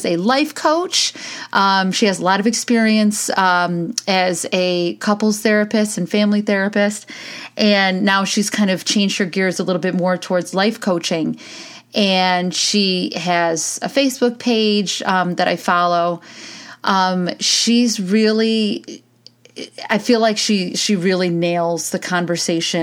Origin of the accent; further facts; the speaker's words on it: United States; we as American women